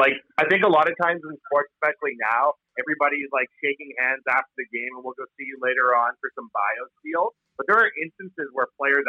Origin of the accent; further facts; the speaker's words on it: Ireland; As an Irishman, that's offensive.